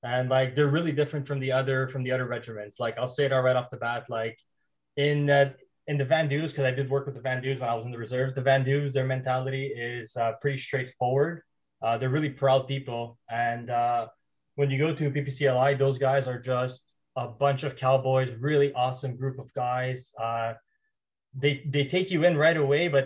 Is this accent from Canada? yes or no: yes; Montreal, Quebec, Canada; I grew up in Montreal, and I had a pretty rough childhood.